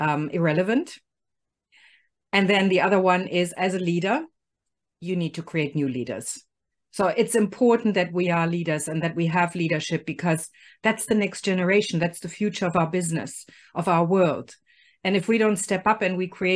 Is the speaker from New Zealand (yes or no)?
no; Germany; moved away as an adult; I was born in Germany.